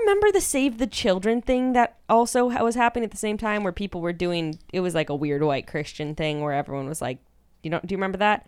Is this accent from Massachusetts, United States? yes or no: no; Fresno, California, United States; I also grew up in, like, a really white, like, fairly affluent community in Fresno